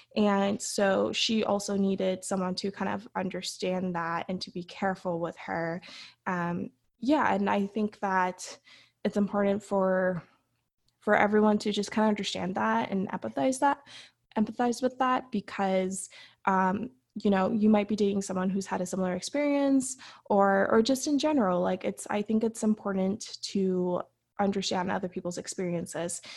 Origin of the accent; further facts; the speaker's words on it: San Fernando, California, United States; I grew up in San Fernando in the San Fernando Valley in the city of San Fernando here in California